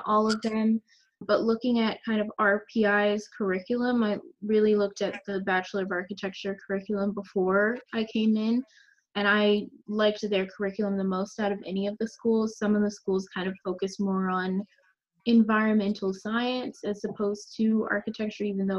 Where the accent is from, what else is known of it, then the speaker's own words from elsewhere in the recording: Charlotte, North Carolina, United States; moved away as an adult; I'm originally from Charlotte, North Carolina.